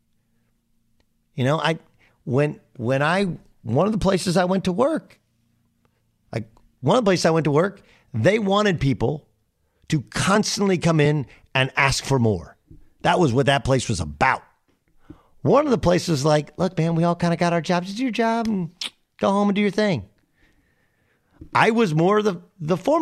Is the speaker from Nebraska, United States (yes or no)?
no; Orange County, California, United States; I didn't wear the surfer gear as a kid despite growing up in Orange County